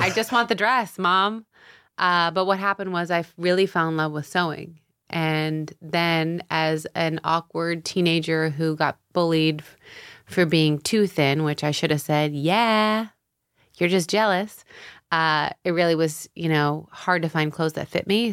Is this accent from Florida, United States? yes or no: yes; Tampa, Florida, United States; moved away as an adult; also born or lived in San Diego, California; now in New York, United States; I grew up half in San Diego till I was ten. And then my dad, he was a doctor and he needed a sabbatical and he uprooted us to Florida